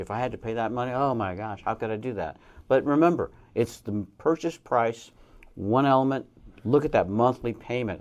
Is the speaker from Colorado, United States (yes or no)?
yes; Colorado, United States; moved away as an adult; also born or lived in Arizona; now in Reno, United States; when I was a young man in Colorado, that's my home state